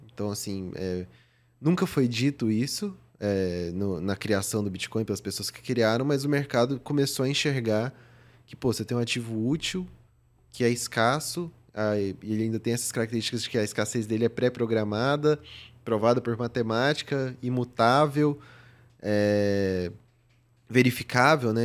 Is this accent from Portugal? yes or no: no; Goiânia, Goiás, Brazil; moved away as an adult; also born or lived in São Paulo; eu nasci em Goiânia, vivi lá meus 18 anos e vim para São Paulo fazer faculdade